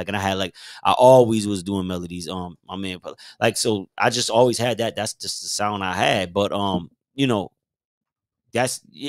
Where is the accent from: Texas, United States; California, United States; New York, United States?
New York, United States; I'm from New York.